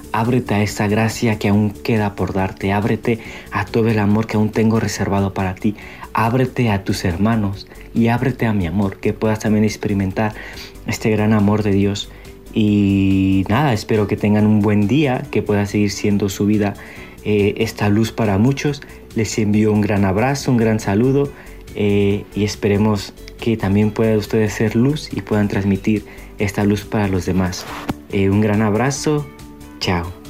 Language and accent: Spanish; Mexico; moved away as an adult; now in Medellín, Colombia; soy misionero mexicano